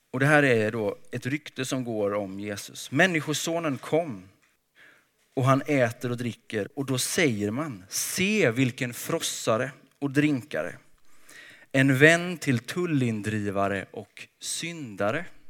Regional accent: Småland, Sweden; jag är uppväxt i Småland

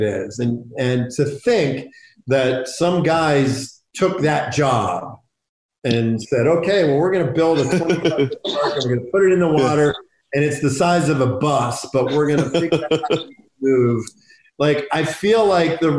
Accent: Pittsburgh, Pennsylvania, United States; I was from Pittsburgh

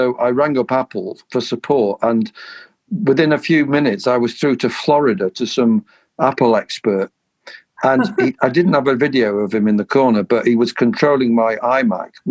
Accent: Sheffield, Yorkshire and the Humber, United Kingdom; I grew up in Sheffield

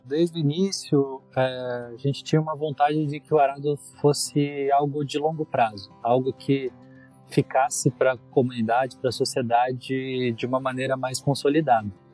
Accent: Jacareí, São Paulo, Brazil; sou nascido em Jacareí, Vale do Paraíba, é, e eu morei lá até os 18 anos.

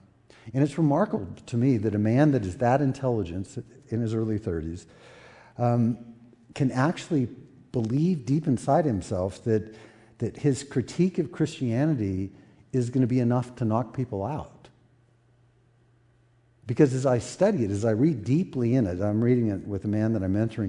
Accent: United States; as Americans

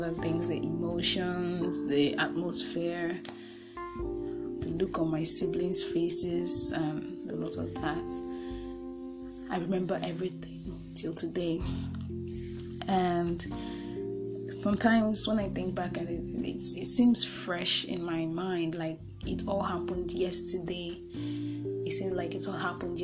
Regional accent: Nigeria; I'm from Nigeria

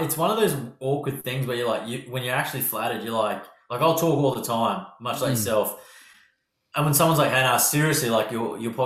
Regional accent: Australia; accent: harsh Australian; my harsh Australian accent

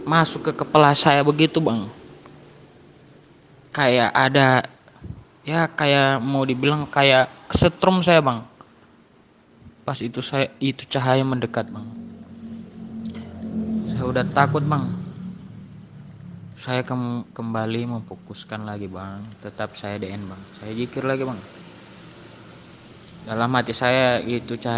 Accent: Gorontalo, Indonesia; Saya berasal dari Gorontalo.

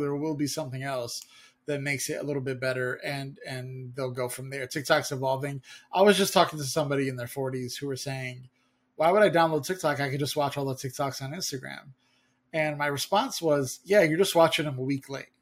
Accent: United States; as an American

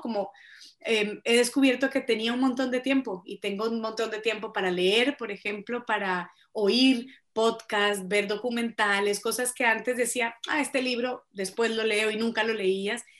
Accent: Colombia; moved away as an adult; also born or lived in Boston, United States; yo soy colombiana absolutamente, nací, crecí en Colombia

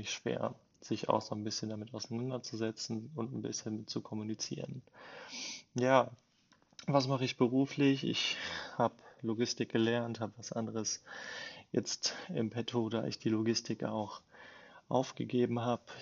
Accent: Bielefeld, North Rhine-Westphalia, Germany; also born or lived in Versmold; bin geboren in Versmold und ja, lebe jetzt in Bielefeld, seitdem ich klein auf bin, quasi mit äh, wenn ich mich nicht vertue, mit acht Jahren

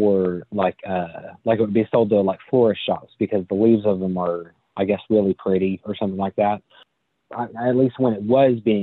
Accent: Upper East Tennessee, United States; I was raised in Upper East Tennessee. I've lived here my whole life

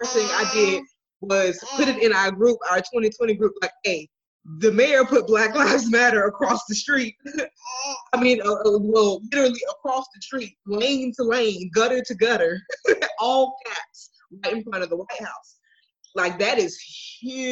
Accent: Milwaukee, Wisconsin, United States; I'm from Milwaukee

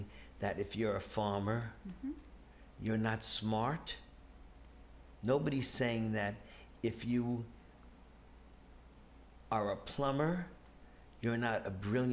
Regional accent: New York, United States; moved away; We're originally from New York

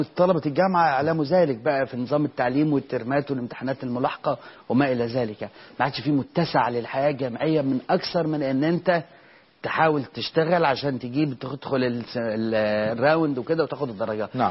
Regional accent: Egypt; عندنا في مصر هنا

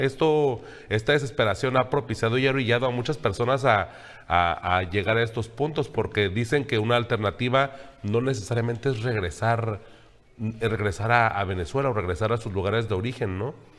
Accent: Mexico; nosotros como mexicanos

